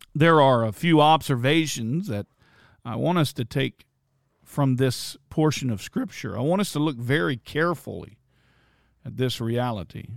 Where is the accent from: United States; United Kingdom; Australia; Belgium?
United States; Bluffton; in Bluffton in my hometown